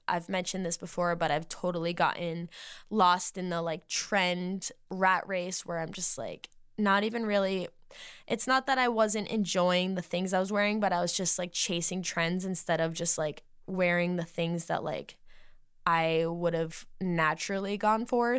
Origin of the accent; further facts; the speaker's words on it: Massachusetts, United States; moved away; when I lived in Massachusetts in my hometown still